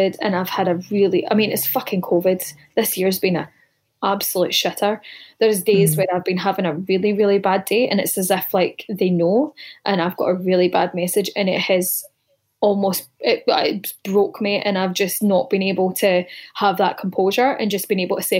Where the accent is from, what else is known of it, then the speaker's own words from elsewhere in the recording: Greenock, Scotland, United Kingdom; moved away; growing up in Scotland, everyone's heavy-handed. It's not unusual to get smacked back home.